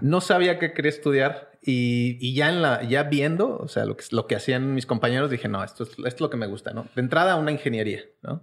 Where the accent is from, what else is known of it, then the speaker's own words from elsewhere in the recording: Querétaro, Mexico; also born or lived in Mexico City; yo nací en Ciudad de México, nací en Iztapalapa, donde son …, este, pero crecí en la ciudad de Querétaro